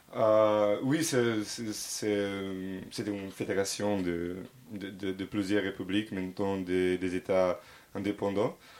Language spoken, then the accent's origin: French; Belgrade, Serbia; French is a second language; moved away as an adult; now in Paris, France; je suis euh, de Belgrade, je suis 30 ans